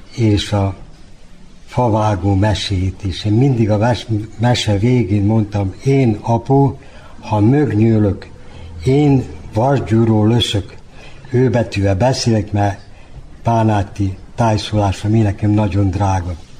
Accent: Sajan, Vojvodina, Serbia; accent: Banat dialect; also born or lived in Srbobran / Bačka Topola; now in Novi Sad, Serbia; Szajánba születtem, kis Bánáti falu ott láttam meg a világot

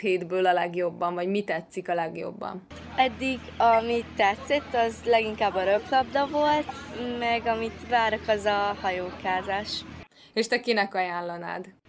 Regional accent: Martonoš, Vojvodina, Serbia

